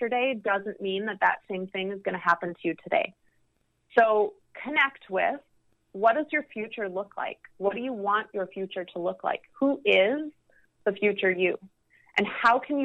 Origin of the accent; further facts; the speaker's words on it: Midwest, United States; moved away; also born or lived in Los Angeles / New York; me going back to the Midwest